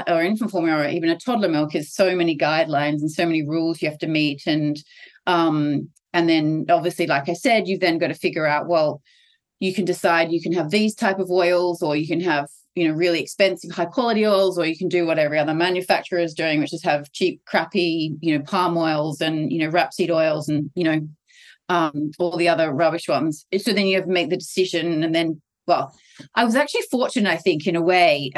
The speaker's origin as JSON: {"language": "English", "country": "Australia", "said": "I'm Australian. I actually tried to do the business here in Australia."}